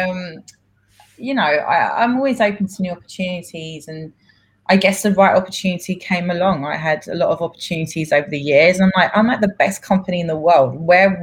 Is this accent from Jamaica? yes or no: no; London, United Kingdom; born or raised there; first language Greek; English is a second language; moved away as an adult; now in New York, United States